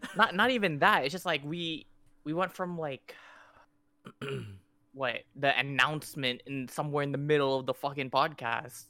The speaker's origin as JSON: {"language": "English", "country": "Canada", "said": "I'm fucking Canadian"}